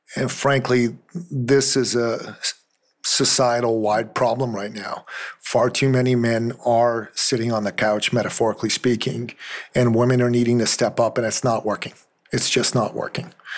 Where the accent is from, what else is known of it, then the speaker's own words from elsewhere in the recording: Iran; moved away; I'm from Iran originally